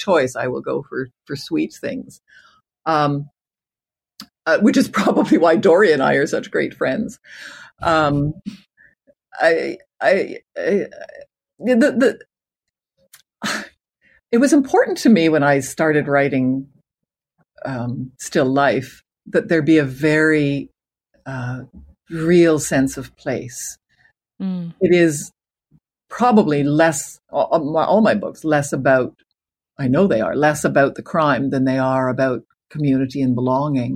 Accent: Canada; as a Canadian

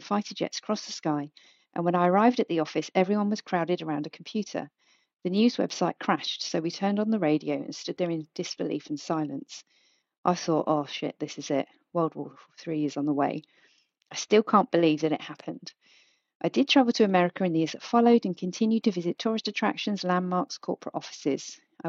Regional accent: United Kingdom; we're British and we're going to like get well drunk

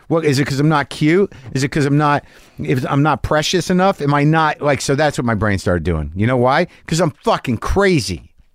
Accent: Albuquerque, New Mexico, United States; moved away; I'm returning to my hometown of Albuquerque, New Mexico

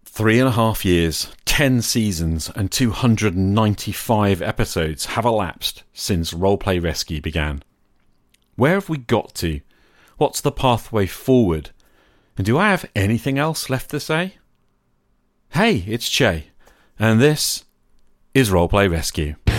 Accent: United Kingdom; I'm a British high school teacher

